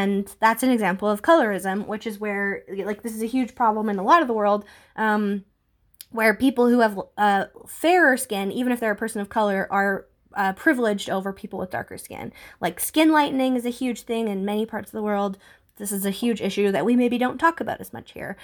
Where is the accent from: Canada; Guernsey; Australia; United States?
Canada; I'm white, I'm from Canada